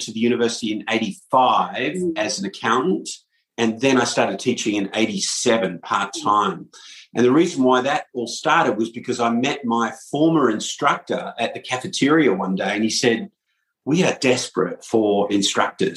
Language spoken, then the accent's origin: English; Perth, Western Australia, Australia; moved away as an adult; now in United States; I'm from Perth, Australia, originally, and have been in the US for 21 years